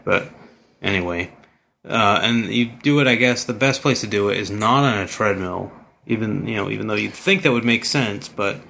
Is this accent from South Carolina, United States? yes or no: no; Virginia, United States; now in Champaign, United States; I grew up in Virginia, but at least that was the same time zone.